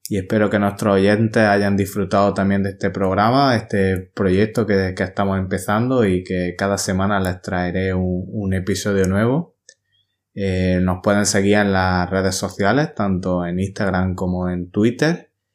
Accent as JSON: {"language": "Spanish", "country": "Spain", "said": "yo soy de España"}